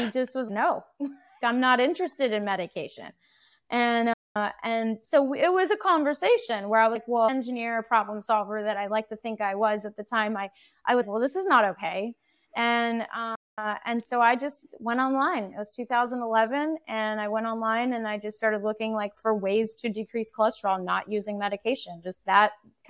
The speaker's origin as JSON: {"language": "English", "country": "United States", "said": "We're very American, and I can't say I was a particularly bad cook or good cook."}